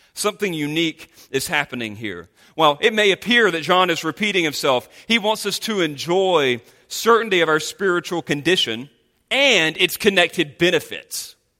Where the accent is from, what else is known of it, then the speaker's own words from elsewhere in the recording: North Carolina, United States; moved away; the state of North Carolina, in which I'm from